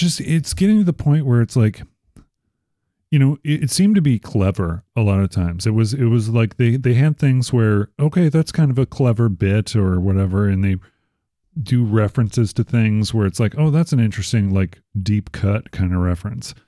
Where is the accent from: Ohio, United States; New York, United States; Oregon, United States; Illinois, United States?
Illinois, United States; Chicago; moved away; also born or lived in Arizona; I'm from Chicago